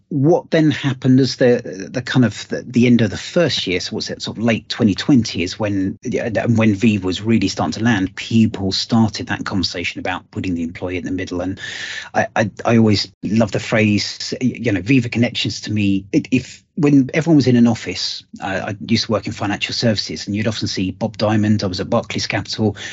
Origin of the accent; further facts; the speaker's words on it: United Kingdom; being British